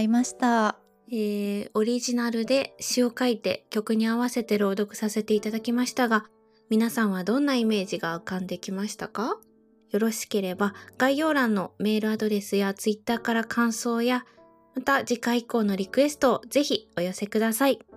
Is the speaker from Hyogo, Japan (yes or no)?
yes; Kobe, Hyogo, Japan; 私のふるさとは兵庫県神戸市です